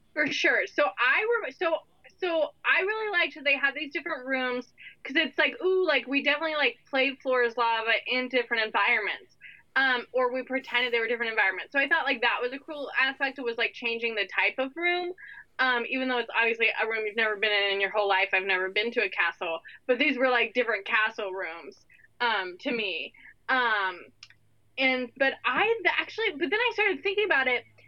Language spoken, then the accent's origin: English; Northern California, United States; moved away; I grew up in Northern California